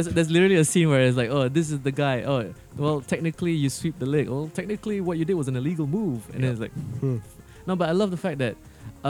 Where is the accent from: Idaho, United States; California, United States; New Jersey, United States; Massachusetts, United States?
New Jersey, United States; Oh, is it Jersey? I'm from Jersey.